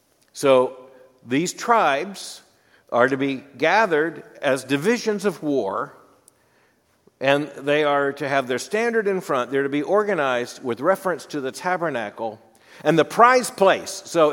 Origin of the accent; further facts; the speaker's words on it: Florida, United States; moved away as an adult; also born or lived in Birmingham, Alabama / Louisville, Kentucky; I grew up in Florida, went to college in Birmingham, seminary in Louisville. That's my orientation. My orientation is the eastern United States.